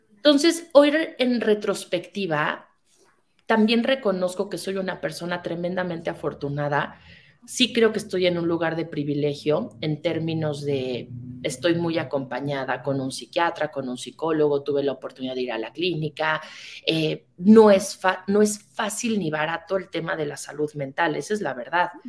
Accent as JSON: {"language": "Spanish", "country": "Mexico", "said": "soy una mujer mexicana"}